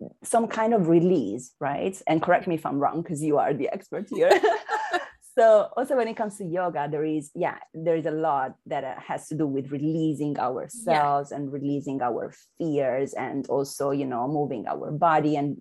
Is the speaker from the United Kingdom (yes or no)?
no; Milan, Lombardy, Italy; moved away as an adult; now in Amsterdam, Netherlands; I was born and raised in Milan, and then I relocated to Amsterdam, the Netherlands